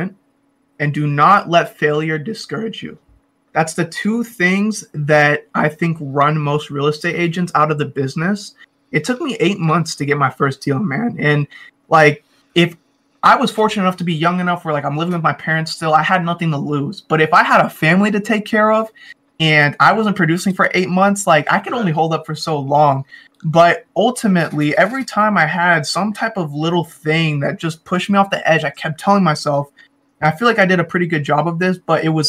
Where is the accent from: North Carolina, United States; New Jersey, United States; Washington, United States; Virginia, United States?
Washington, United States; Federal Way; I'm from Federal Way, which is like 30 minutes south of Seattle, and I really rep my city hard because I love it here.